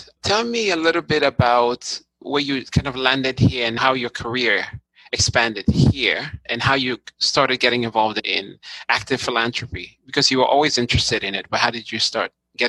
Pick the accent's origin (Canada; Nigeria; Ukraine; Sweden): Nigeria; As you know, I grew up in Nigeria